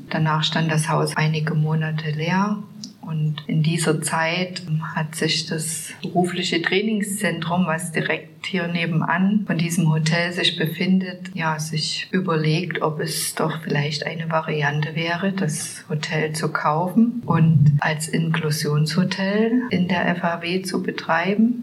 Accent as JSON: {"language": "German", "town": "Zwickau", "region": "Saxony", "country": "Germany", "tie": "born or raised there", "said": "bin auch gebürtige Zwickauerin und lebe dort"}